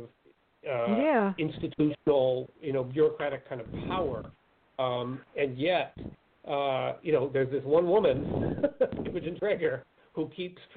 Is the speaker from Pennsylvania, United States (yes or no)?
yes; Pennsylvania, United States; Pennsylvania, my home state